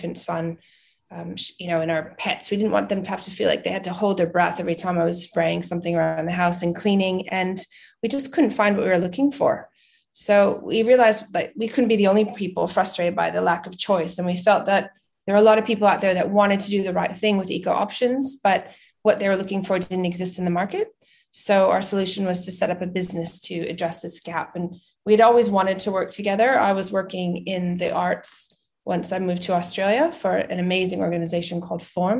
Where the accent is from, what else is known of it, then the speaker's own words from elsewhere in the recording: New England, United States; moved away as an adult; also born or lived in Vermont / New York City / Boston / New Hampshire; I'm originally from the United States. I was born in Vermont and I grew up in Boston and New Hampshire.